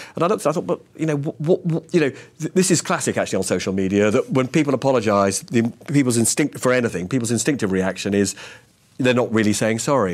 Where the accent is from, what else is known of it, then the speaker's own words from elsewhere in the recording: London, United Kingdom; I grew up and live in North London